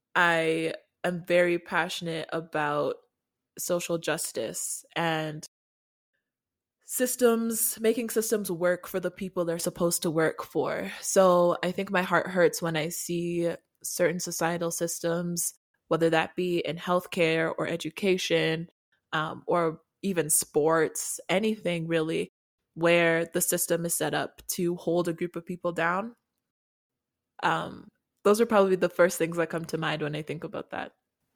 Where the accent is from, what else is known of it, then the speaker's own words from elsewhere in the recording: Canada; also born or lived in Nigeria / South Africa; And I am also Canadian. So I'm from Canada and Nigeria and born in South Africa. So I'm from a lot of places.